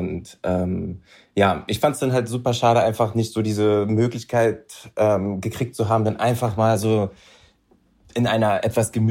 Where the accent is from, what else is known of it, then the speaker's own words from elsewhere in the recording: Berlin, Germany; naja, also ich bin äh, waschechter Berliner, äh, hier groß geworden, knusprige 30 Jahre alt